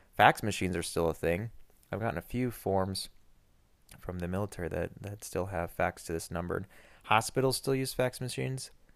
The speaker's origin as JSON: {"language": "English", "country": "United States", "said": "as an American"}